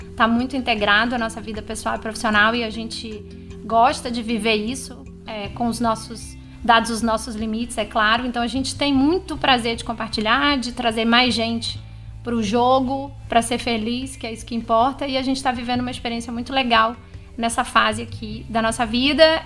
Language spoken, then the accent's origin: Portuguese; São Luís, Maranhão, Brazil; moved away as an adult; a gente voltou pra minha cidade natal.